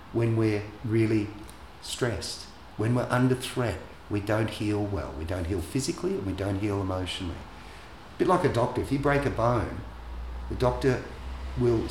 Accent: Australia; I grew up in Australia.

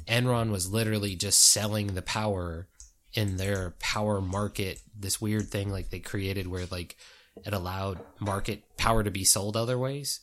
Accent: East Coast, United States; I'm from the East Coast, where so much less is public land

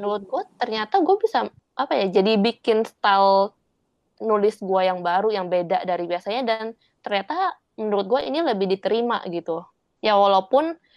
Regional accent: Indonesia; now in Taiwan; gue orang Indonesia tapi bahasa Indonesia gue jelek

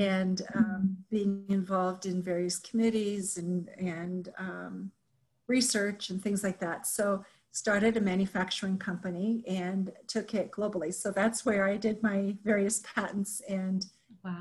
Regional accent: Japan; moved away as an adult; also born or lived in Minnesota / Texas; now in United States; I grew up in Japan, and so much of my thinking is colored by my experience of growing up in Japan

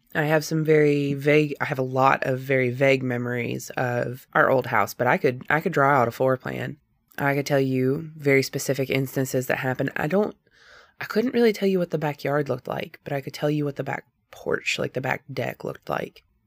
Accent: Northwest Georgia, United States; I was born and raised in Northwest Georgia, and I have lived here all of my life

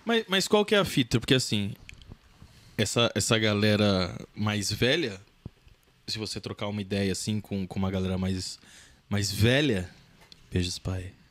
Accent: Santo André, São Paulo, Brazil; Eu nasci em Santo André

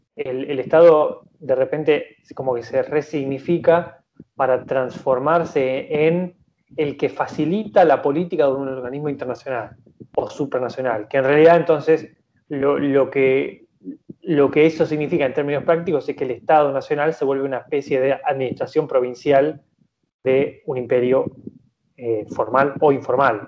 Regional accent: Argentina; nosotros como argentinos

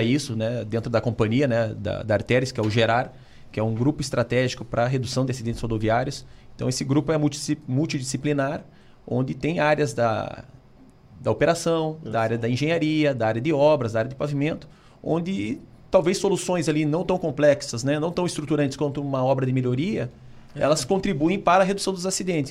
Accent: Curitiba, Paraná, Brazil; sou aqui de Curitiba

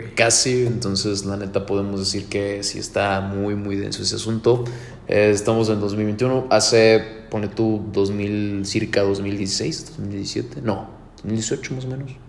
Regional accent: Querétaro, Mexico; Soy Querétaro

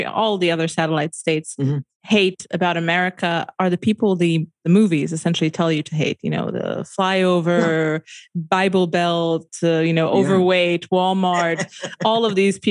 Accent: Romania; I'm in Romania, I grew up in Romania.

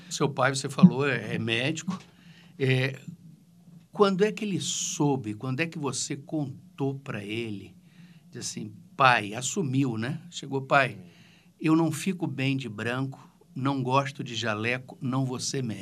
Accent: Cuiabá, Mato Grosso, Brazil; born or raised there; also born or lived in São Paulo

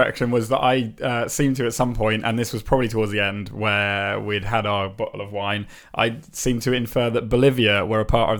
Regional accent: England, United Kingdom; I'm very English.

